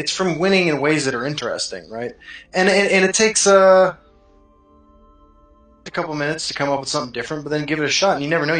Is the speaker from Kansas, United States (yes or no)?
yes; Kansas, United States; From Kansas.